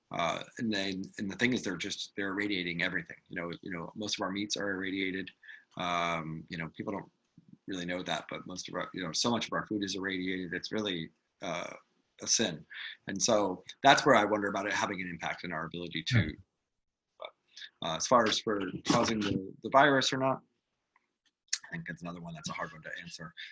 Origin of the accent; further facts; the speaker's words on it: New York, United States; a New Yorker